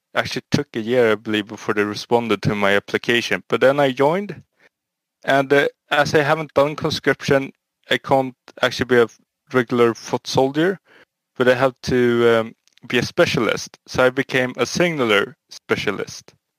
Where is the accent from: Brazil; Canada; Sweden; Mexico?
Sweden; I'm from Sweden.